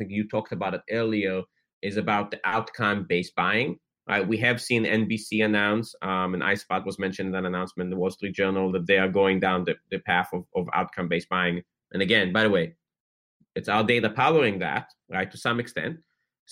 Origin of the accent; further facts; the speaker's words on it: Atlanta, Georgia, United States; I grew up in Atlanta, Georgia